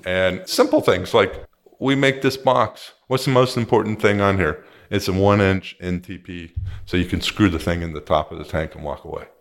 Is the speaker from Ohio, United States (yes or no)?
no; Pittsburgh, Pennsylvania, United States; also born or lived in Southern California; now in Costa Mesa, United States; I'm originally from Pittsburgh, where they made steel